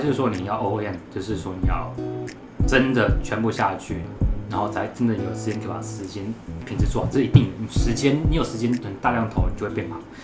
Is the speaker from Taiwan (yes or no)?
yes; Taiwan; accent: Taiwanese; 我们讲中文好了，我们有中文，我们有台湾腔